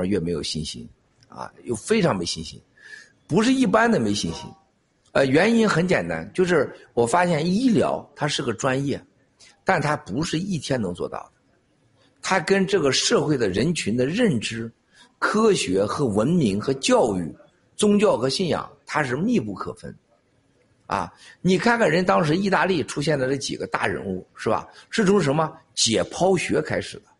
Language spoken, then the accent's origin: Chinese; China; 经历几千年，我们中国人是什么学呀？